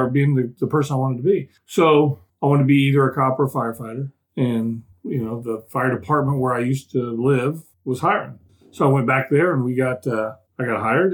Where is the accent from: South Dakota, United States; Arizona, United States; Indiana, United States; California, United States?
Indiana, United States; Indianapolis; I came from Indianapolis.